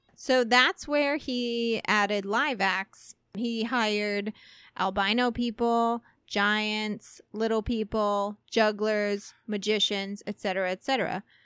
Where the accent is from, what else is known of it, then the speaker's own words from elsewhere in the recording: Midwest, United States; we grew up in the Midwest and me even, like, further south than you.